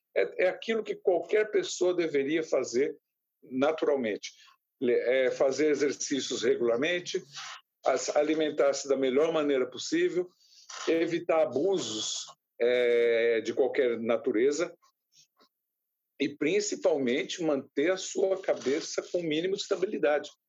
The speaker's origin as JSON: {"language": "Portuguese", "town": "São Vicente", "region": "São Paulo", "country": "Brazil", "tie": "born or raised there", "said": "Eu, eu nasci em São Vicente, moro em São Vicente, no litoral de São Paulo"}